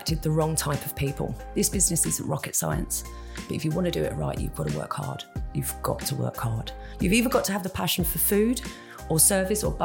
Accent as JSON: {"language": "English", "area": "Kent", "region": "South East England", "country": "United Kingdom", "also_born_or_lived": "Spain / France", "moved": "yes", "lives_now": "Jersey", "said": "I'm from Kent originally"}